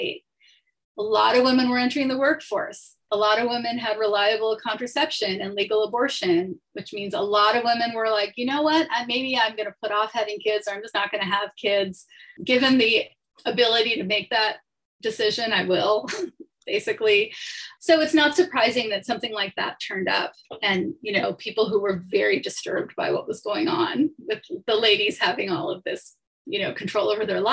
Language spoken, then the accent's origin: English; Toronto, Ontario, Canada; moved away as an adult; also born or lived in Chicago; now in New York, United States; I grew up in Toronto in Canada, and I spent my 20s in Toronto